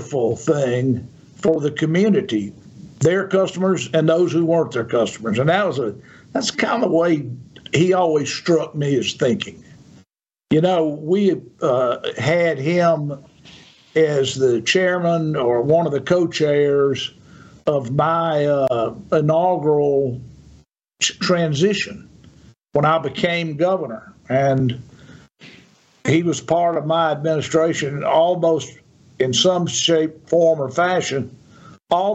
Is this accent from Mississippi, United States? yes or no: yes; Yazoo City, Mississippi, United States; I'm from Yazoo City